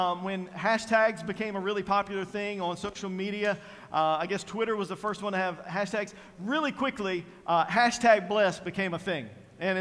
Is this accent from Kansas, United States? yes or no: no; Eastern North Carolina, United States; I am from Eastern North Carolina